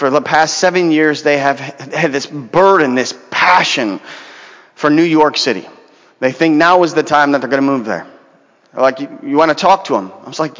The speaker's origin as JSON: {"language": "English", "country": "Venezuela", "moved": "yes", "lives_now": "Los Angeles, United States", "said": "We came from Venezuela a few years ago and didn't have much stuff."}